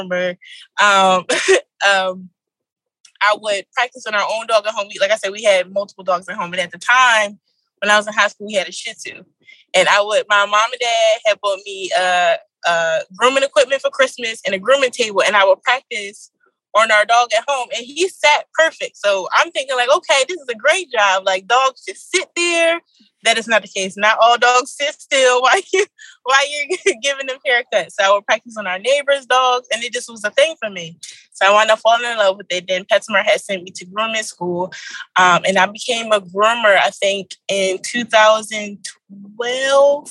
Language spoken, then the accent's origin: English; Philadelphia, Pennsylvania, United States; I'm from Philadelphia